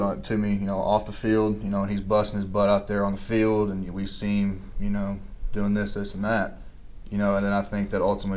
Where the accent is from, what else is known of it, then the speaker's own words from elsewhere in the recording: Kentucky, United States; me being from Kentucky, with me being at my home state school